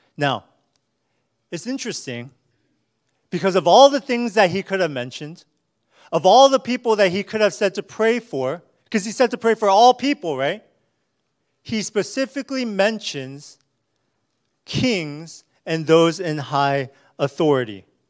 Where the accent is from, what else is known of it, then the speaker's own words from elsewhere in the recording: United States; as American Christians